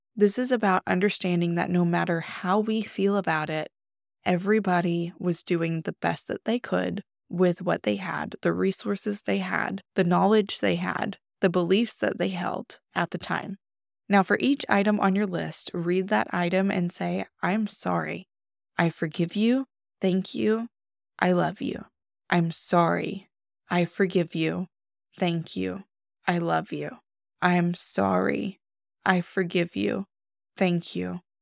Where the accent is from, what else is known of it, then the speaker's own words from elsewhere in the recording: the Bible Belt, United States; I grew up in the Bible Belt